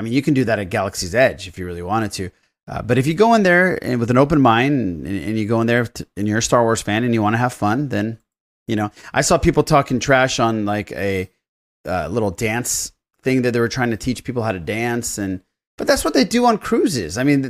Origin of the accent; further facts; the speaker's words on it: Iran; No, I'm from Iran.